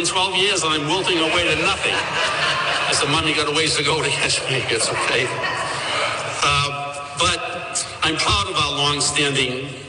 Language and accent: English; Massachusetts, United States; I grew up in Massachusetts